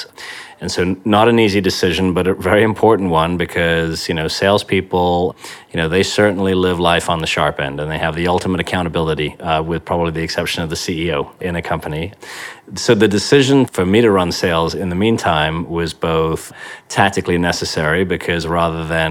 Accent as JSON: {"language": "English", "region": "Yorkshire and the Humber", "country": "United Kingdom", "tie": "born or raised there", "said": "I was brought up in Yorkshire in the northeast of England"}